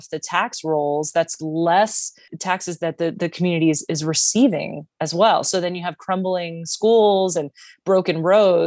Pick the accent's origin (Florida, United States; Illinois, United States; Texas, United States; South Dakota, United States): Florida, United States; Miami; I'm originally from Miami